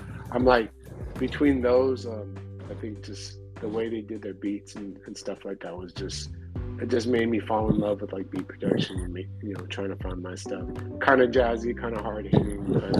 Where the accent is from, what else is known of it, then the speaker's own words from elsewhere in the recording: West Coast, United States; So like we grew up around all that. You know so. Growing up around the West Coast, like we're definitely West Coast heads too